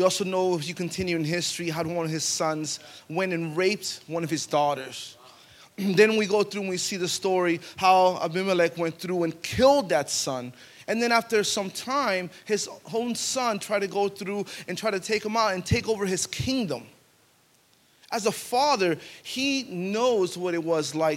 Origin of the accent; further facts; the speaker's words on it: Pine Hills, Florida, United States; We grew up in the hood. We grew up in Pine Hills